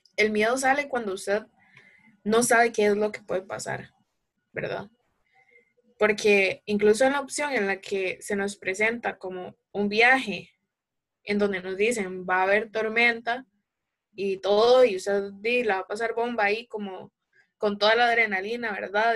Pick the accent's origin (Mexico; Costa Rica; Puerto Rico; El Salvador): Costa Rica; Alajuela; soy de Alajuela, Costa Rica